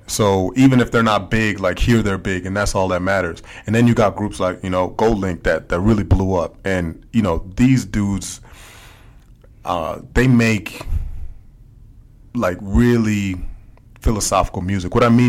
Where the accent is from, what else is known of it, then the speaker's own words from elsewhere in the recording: Minneapolis, Minnesota, United States; now in Washington, United States; I come from Minneapolis, where our teams ain't much better